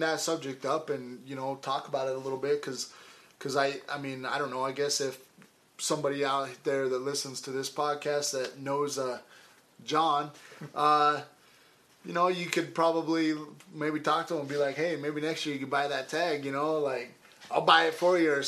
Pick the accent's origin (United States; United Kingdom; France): United States; Idaho; now in Colorado, United States; growing up in Idaho, it was fish and game forever.